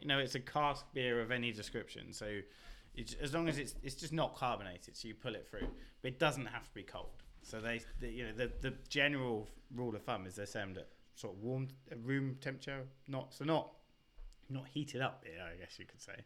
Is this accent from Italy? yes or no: no; Basingstoke, South East England, United Kingdom; accent: British; also born or lived in Reading; you would have gone through my hometown